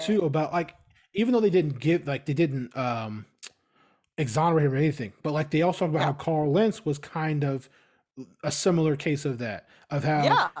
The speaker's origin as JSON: {"language": "English", "country": "Australia", "said": "them building a campus in New York was outreach, because we're Aussie."}